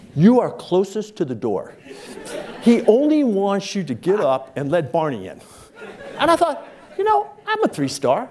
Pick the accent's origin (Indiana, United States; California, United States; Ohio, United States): Indiana, United States; Michigan City; moved away; I'm from Michigan City, Indiana.